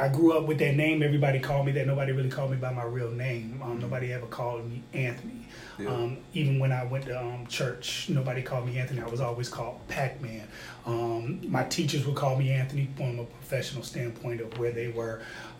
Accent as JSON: {"language": "English", "town": "Neu-Ulm", "region": "Bavaria", "country": "Germany", "tie": "born there", "said": "So I was born in New Ulm, Germany, as a military brat."}